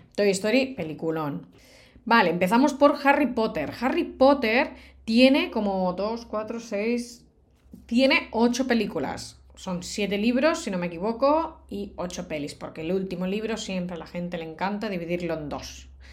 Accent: Barcelona, Catalonia, Spain; Yo soy de Barcelona

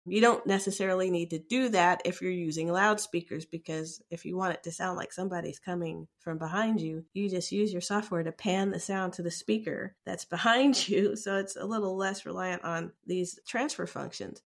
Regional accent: United States; I identify as African American because I was born in America

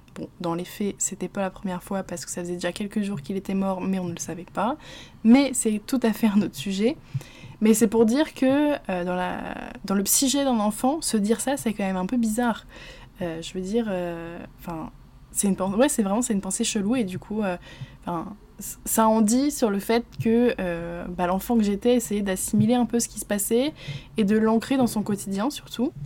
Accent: Normandy, France; je suis normande

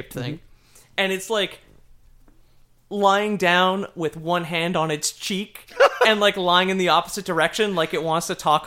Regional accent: Canada; We're Canadian

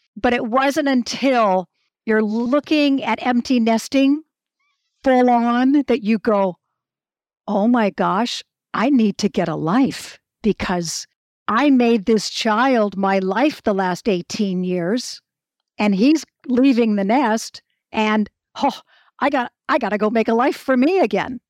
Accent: Hawaii, United States; also born or lived in Malibu, California; now in Australia; growing up in Hawaii

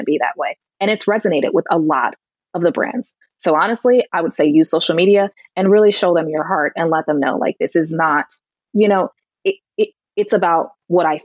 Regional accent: Connecticut, United States; my home state in Connecticut

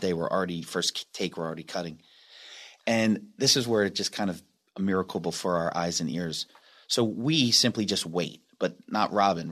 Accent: Delaware, United States

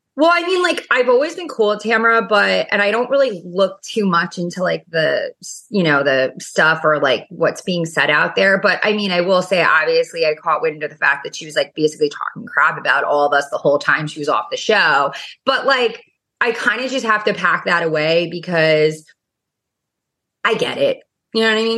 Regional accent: New York, United States; now in Orange County, United States; I'm obviously from New York and, you know, Orange County.

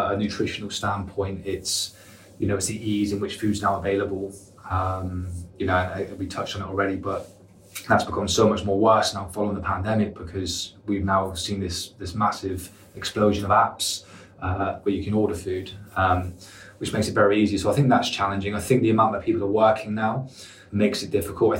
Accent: United Kingdom; being British, we drink and we want to go out and socialise

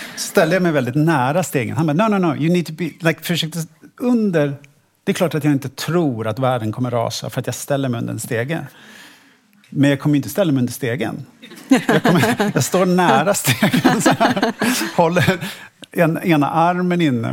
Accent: Stockholm, Stockholm County, Sweden; jag är född och uppvuxen i Stockholm

